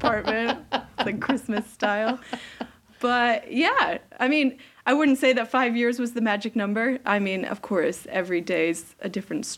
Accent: Cape Cod, Massachusetts, United States; moved away as an adult; also born or lived in Boston, United States / New York, United States; now in Sweden; I'm from Cape Cod, Massachusetts

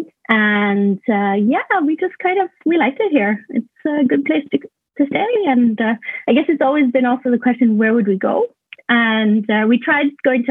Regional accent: Iceland; moved away as an adult; also born or lived in Canada / Montreal, Canada; now in Stockholm, Sweden; I'm born in Iceland to an Icelandic father and a Canadian mother. So, born and raised in Iceland. Spent a few years in Canada as well.

